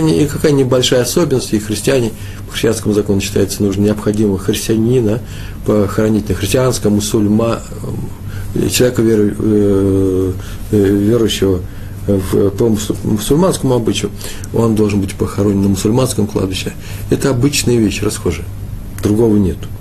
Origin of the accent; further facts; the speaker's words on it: Russia; по моему выговору, э, быстро, быстро определил, что, может, я сам сказал, что я из России